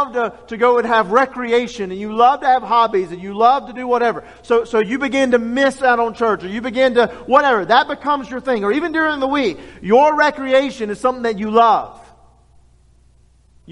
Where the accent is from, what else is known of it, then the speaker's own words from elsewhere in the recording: Louisiana, United States; we're all from Louisiana